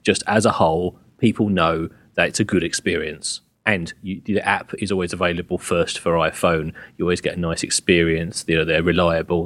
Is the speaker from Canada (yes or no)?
no; England, United Kingdom; I am English